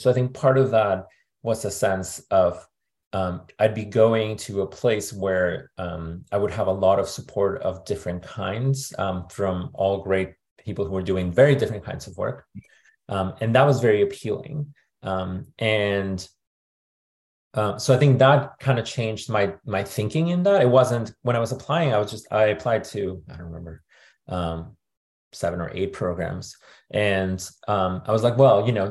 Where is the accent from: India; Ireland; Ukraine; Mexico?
Mexico; Monterrey, Nuevo León; moved away as an adult; also born or lived in Querétaro, Mexico / Toronto, Canada / Santa Barbara, United States; now in United States; I was born in Monterrey in Mexico, and then I grew up in Monterrey